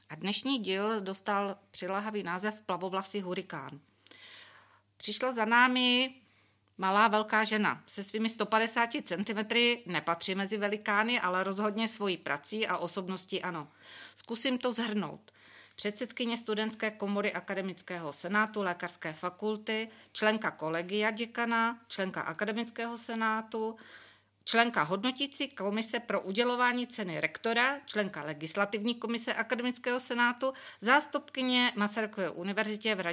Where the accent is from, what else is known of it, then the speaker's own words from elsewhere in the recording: Bratislava, Bratislava Region, Slovakia; moved away as an adult; now in Brno, Czech Republic; ja pochádzam z Bratislavy